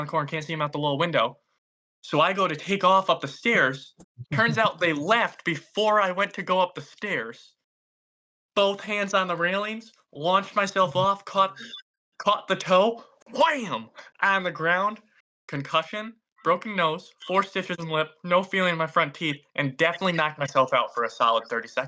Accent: the South, United States; We're from the South, so they're only up there for like a week and a half or 2 weeks, and then they come back down.

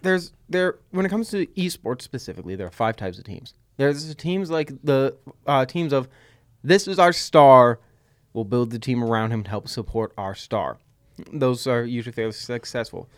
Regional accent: Massachusetts, United States; by our voices, accents, general skewing towards the Boston uprising, we're from Massachusetts

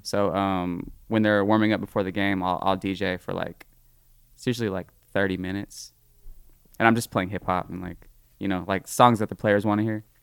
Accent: Livermore, California, United States; I'm from Livermore

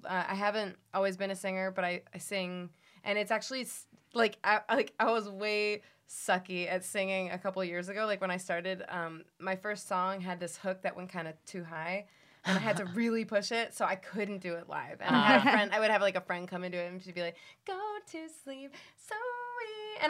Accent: Miami, Florida, United States; also born or lived in Cleveland; I did, like, high school and college in Miami, so you could say I'm from any of those places. Mm-hmm. Even I was born in Cleveland.

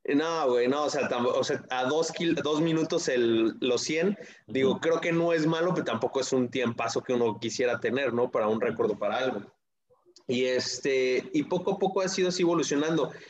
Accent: Toluca, State of Mexico, Mexico; yo soy de Toluca

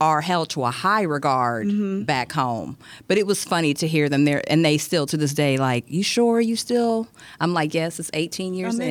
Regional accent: Eritrea; moved away; I'm originally from Eritrea, East Africa

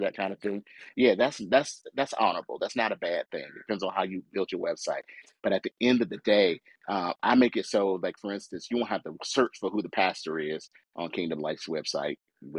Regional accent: United States; I was born in America

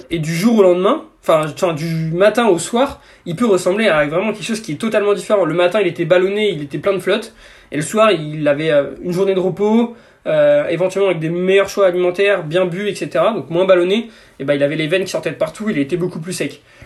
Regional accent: Breton, Brittany, France; on est breton

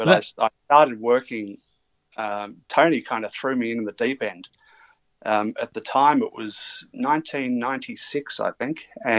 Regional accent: Melbourne, Victoria, Australia; moved away as an adult; now in Australian Capital Territory, Australia; I guess I'm originally from Melbourne. I'm living in the ACT at the moment

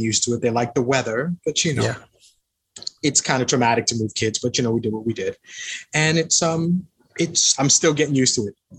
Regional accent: Long Island, New York, United States; also born or lived in Manhattan, New York / Queens, New York; I was born in Manhattan. I'm a New Yorker by nature. Yes, sir. But I grew up in Long Island. Child of divorced parents. Kind of tumultuous growing up. Grew up in Queens. Then after that, grew up in Long Island.

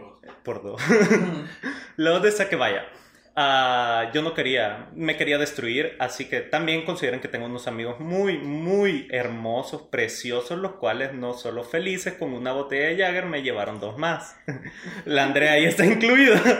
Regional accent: El Salvador; somos del Salvador todos

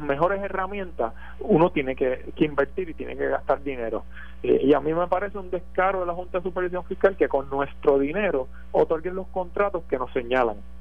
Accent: Puerto Rico; nosotros como puertorriqueños

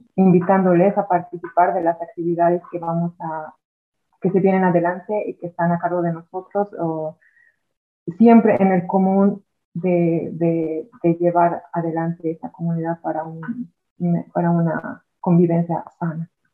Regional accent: Bolivia; now in Ireland

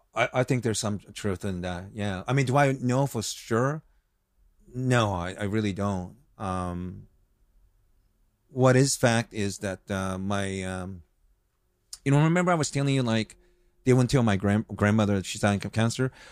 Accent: United States; also born or lived in Osaka, Japan / Hawaii; I grew up here

